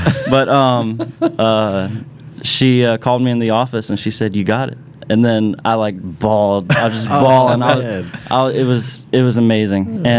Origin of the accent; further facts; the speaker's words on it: Mechanicsville, Virginia, United States; I'm originally from Mechanicsville, Virginia, just outside of Richmond.